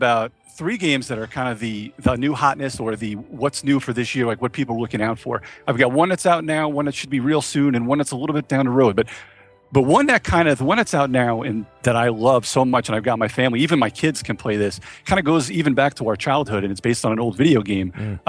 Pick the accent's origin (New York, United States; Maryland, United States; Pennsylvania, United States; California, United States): New York, United States; I actually, I'm originally from New York, but I'm in North Carolina now.